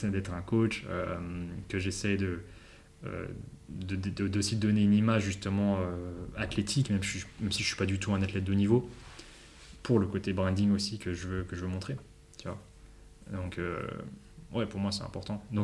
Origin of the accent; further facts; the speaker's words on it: Paris, Île-de-France, France; ou Paris, parce que bah, Paris, parce que on vient de Paris, ou euh, Londres.